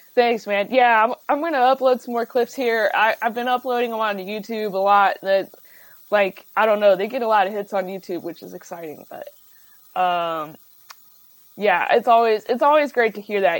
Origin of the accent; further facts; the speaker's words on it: Dayton, Ohio, United States; moved away as an adult; also born or lived in Cincinnati, Ohio / Chicago, Illinois; now in Los Angeles, United States; I'm from Dayton, Ohio originally